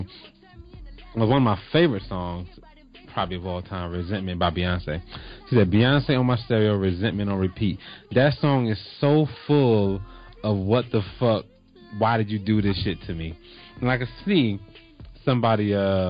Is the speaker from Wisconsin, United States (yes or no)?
no; New Jersey, United States; now in Atlanta, United States; I'm from Jersey